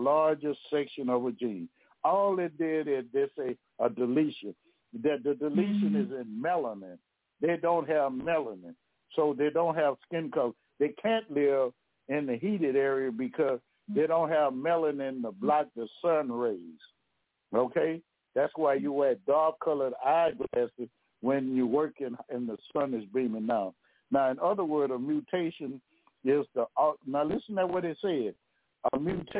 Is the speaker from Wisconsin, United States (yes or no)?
no; Louisiana, United States; I'm from Louisiana now